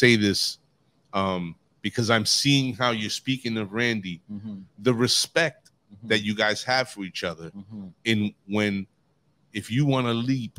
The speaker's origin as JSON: {"language": "English", "town": "New York City", "region": "New York", "country": "United States", "tie": "born or raised there", "said": "New York City. This is my hometown"}